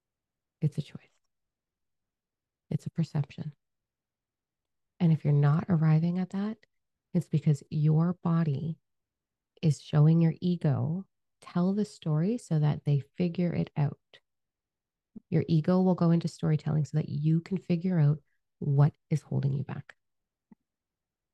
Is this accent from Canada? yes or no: yes; Canada; We're Canadian